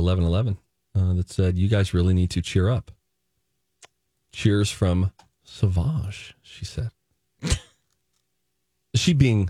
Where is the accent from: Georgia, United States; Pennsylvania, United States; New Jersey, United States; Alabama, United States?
Pennsylvania, United States; Highlands; Oh, my gosh, I'm from Highlands.